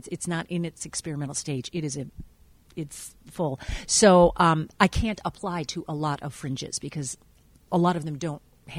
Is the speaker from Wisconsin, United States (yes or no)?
yes; Wisconsin, United States; moved away as an adult; also born or lived in Taiwan; now in Oregon, United States; 25 years ago, I was in Wisconsin, which I'm a Wisconsin native.